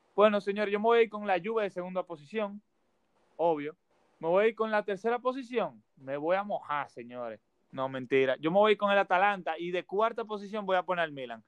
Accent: Dominican Republic; en mi país, en República Dominicana

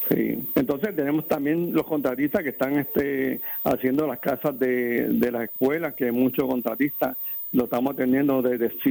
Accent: Ponce, Puerto Rico; somos de Marueño

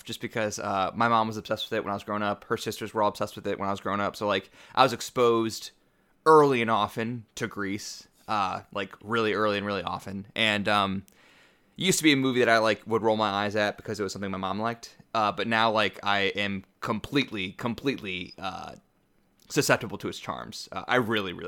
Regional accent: Midwest, United States; I'm from the Midwest

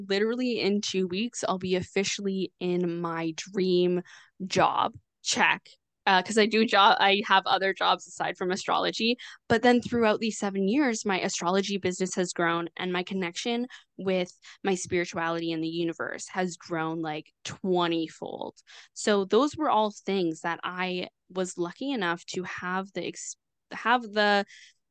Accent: Canada; I'm Canadian

